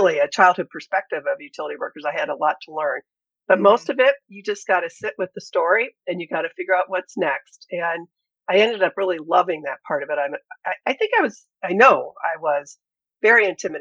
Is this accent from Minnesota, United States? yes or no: no; Ashtabula, Ohio, United States; now in Cleveland, United States; I grew up in Ashtabula, Ohio, the northeast corner of the state